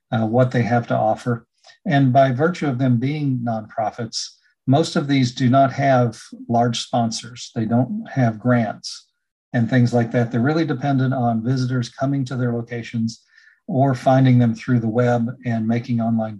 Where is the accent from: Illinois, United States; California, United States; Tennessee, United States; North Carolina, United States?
North Carolina, United States; this is my home state